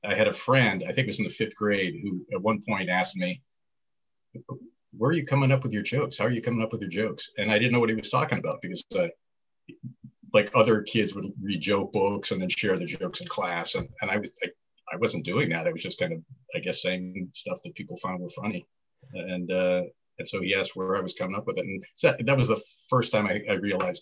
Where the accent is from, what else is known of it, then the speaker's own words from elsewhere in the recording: Boston, Massachusetts, United States; moved away as an adult; also born or lived in White Plains, New York / New York area; I grew up in Boston, city of Boston, the West Roxbury neighborhood.